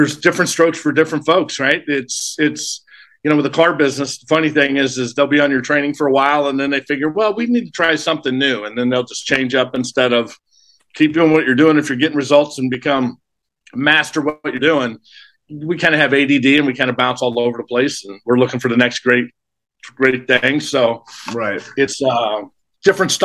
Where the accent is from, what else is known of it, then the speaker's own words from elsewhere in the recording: St. Louis, Missouri, United States; moved away as an adult; also born or lived in Arizona / Riverside, California / Alaska; I grew up in St. Louis, state of misery, as I call it.